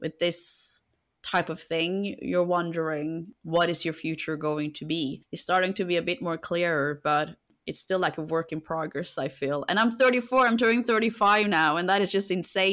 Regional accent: Norway; moved away as an adult; now in United Kingdom; my home country

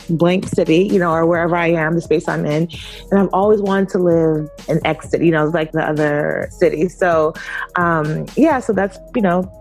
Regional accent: California, United States; also born or lived in Brooklyn / New York; I was born and raised, well, I was born in Brooklyn and raised by coastal between California, the Bay Area, and New York. I kind of spent my childhood.

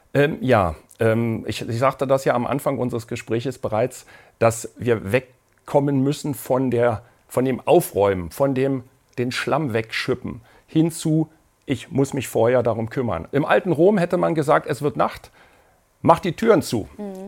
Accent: Berlin, Germany; ich bin in Berlin aufgewachsen und dort, äh, habe dort studiert

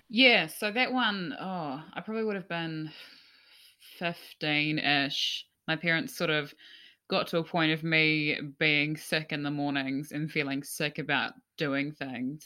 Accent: Gisborne, New Zealand; moved away; I'm from, I'm from Gisborne

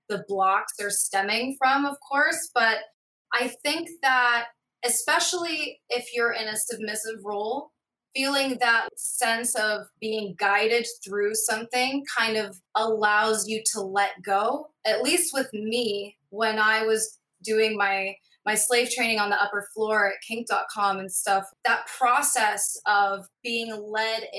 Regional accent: Scotland, United Kingdom; my parents were missionaries, so we grew up in Scotland

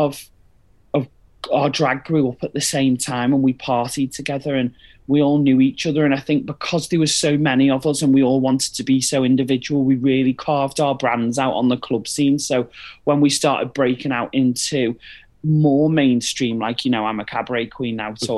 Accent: Liverpool, North West England, United Kingdom; also born or lived in Wirral; now in Manchester, United Kingdom; I'm originally from Liverpool, and then I moved to the Wirral. So I'm like this weird little northern hybrid, but I am based in Manchester.

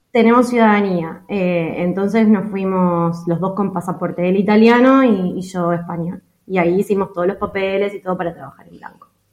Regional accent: Buenos Aires, Argentina; moved away as an adult; also born or lived in Europe; somos una pareja de Argentina, de Buenos Aires

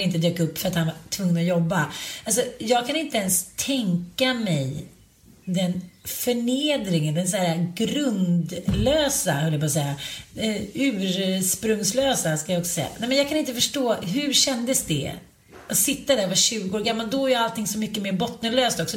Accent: Sweden; vi svenskar

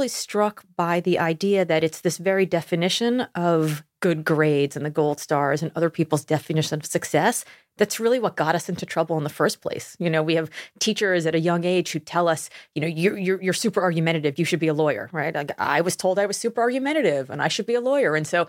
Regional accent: Miami, Florida, United States; moved away as an adult; also born or lived in Austin; I grew up in Miami.

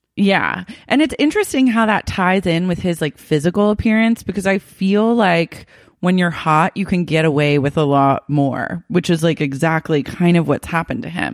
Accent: Oklahoma City, Oklahoma, United States; I grew up in Oklahoma City

